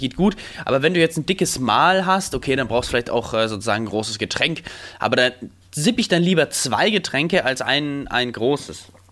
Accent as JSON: {"language": "German", "town": "Stein", "country": "Germany", "tie": "born or raised there", "said": "in Stein, wo ich aufgewachsen bin"}